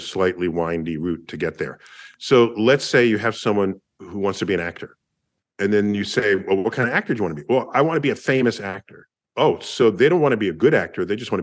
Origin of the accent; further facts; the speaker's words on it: New York, United States; I'm from New York